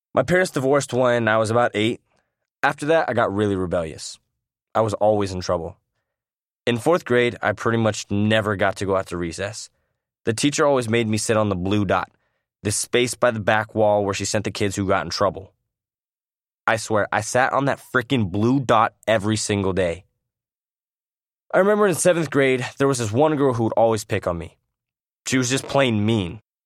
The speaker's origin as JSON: {"language": "English", "town": "San Clemente", "region": "California", "country": "United States", "tie": "born or raised there", "also_born_or_lived": "Iowa", "said": "I was born in Iowa and raised in San Clemente, California"}